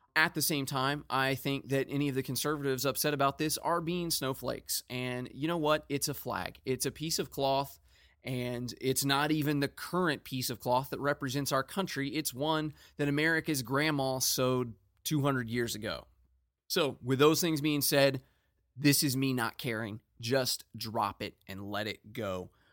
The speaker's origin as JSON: {"language": "English", "country": "United States", "said": "I'm an American"}